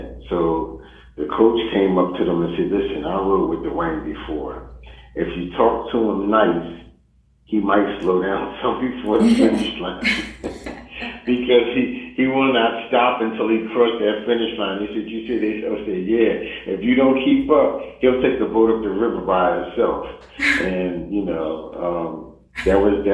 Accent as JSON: {"language": "English", "town": "Philadelphia", "region": "Pennsylvania", "country": "United States", "said": "I'm from Philadelphia"}